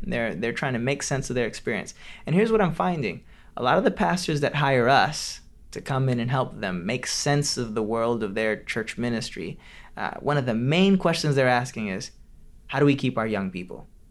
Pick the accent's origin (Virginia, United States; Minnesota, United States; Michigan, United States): Michigan, United States; Detroit; born or raised there; moved away; also born or lived in Orlando